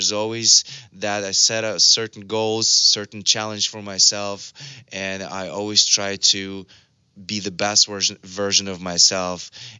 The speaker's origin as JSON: {"language": "English", "country": "Russia", "also_born_or_lived": "Los Angeles, United States", "moved": "yes", "lives_now": "Malibu, United States", "said": "I'm from Russia, and I'm here in LA, in Malibu right now. And, you know, I made it happen for myself. I had nothing, literally. You know, I come from a very regular family, a poor family from Russia."}